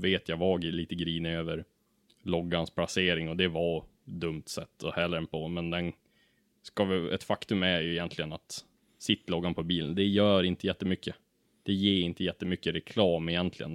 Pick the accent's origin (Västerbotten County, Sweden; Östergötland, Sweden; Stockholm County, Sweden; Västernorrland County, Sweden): Västernorrland County, Sweden; Ullånger; jag är ju från Ullånger, en liten by i Kramfors kommun